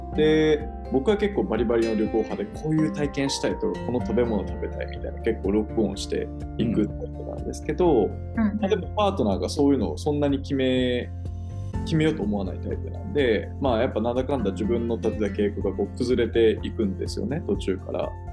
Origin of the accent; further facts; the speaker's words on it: Kansai, Japan; moved away as an adult; also born or lived in Osaka / Hyogo; now in Tokyo, Japan; 大阪と兵庫なんで、関西でずっと育った